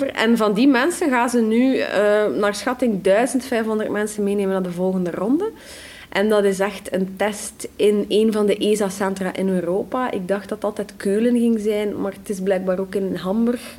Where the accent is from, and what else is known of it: Flanders, Belgium